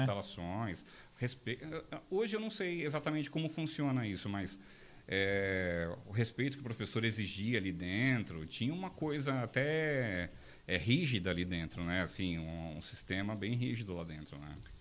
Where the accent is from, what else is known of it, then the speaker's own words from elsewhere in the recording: Diadema, São Paulo, Brazil; moved away as an adult; now in São José dos Campos, Brazil; eu nasci em São Paulo, sou paulistano, eu morei no ABC, né, em Diadema, é, até 2012. Né, eu fui criado lá no, na região do ABC